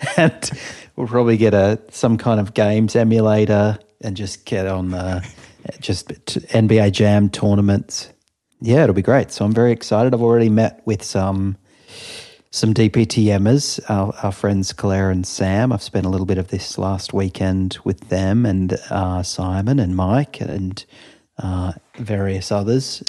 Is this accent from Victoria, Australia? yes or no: yes; Melbourne, Victoria, Australia; now in London, United Kingdom; "Where are you from?" And I said, "Melbourne."